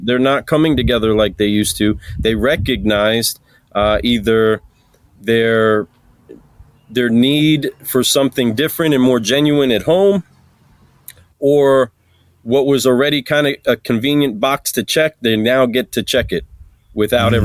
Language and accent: English; New York, United States; I'm a New Yorker